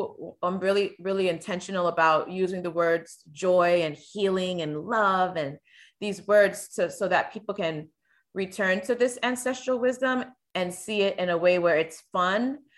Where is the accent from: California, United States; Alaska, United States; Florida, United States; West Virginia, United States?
Florida, United States; also born or lived in Virgin Islands; I'm from the Virgin Islands by way of Stanley Terrace projects in South Florida.